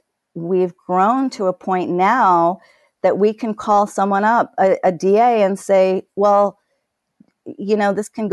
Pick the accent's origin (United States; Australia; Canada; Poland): United States; New York City, New York; I grew up poor in Brooklyn